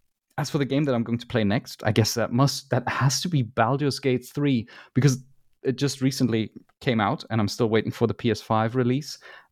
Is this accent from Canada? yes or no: no; Germany; English is a second language; it might be that I'm biased because I am from Germany